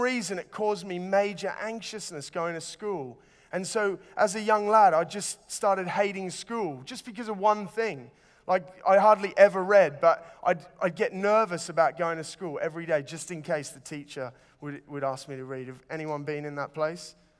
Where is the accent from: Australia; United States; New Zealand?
Australia; Sydney, New South Wales; moved away; it was really hot growing up in Sydney.